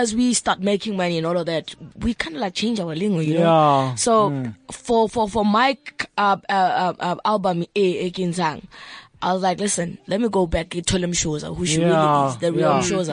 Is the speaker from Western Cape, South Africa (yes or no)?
no; Soweto, Gauteng, South Africa; also born or lived in Cape Town; I grew up in Soweto. I was born in Soweto.